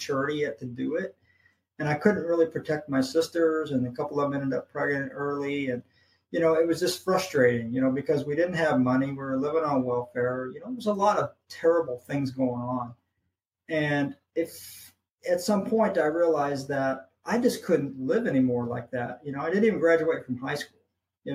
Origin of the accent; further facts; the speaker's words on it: St. Louis, Missouri, United States; moved away; also born or lived in Hawaii; St. Louis, Missouri is my hometown. I grew up there